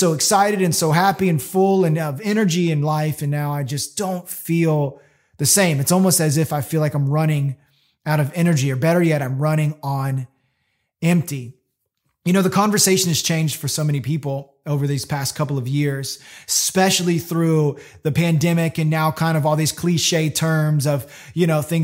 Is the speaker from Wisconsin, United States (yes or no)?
no; Florida, United States; growing up in Florida